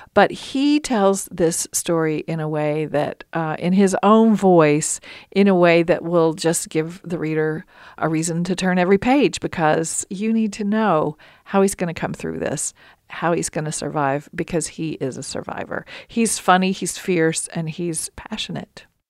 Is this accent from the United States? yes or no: yes; Appalachia, United States; as an Appalachian woman